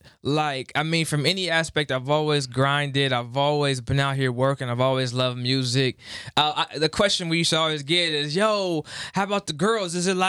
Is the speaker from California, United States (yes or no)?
yes; the Bay Area, California, United States; moved away as an adult; now in Los Angeles, United States; I'm from the Bay, but I moved to LA in 2014, still back and forth